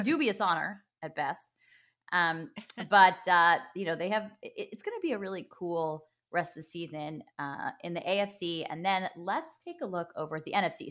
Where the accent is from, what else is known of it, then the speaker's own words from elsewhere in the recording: Los Angeles, California, United States; my hometown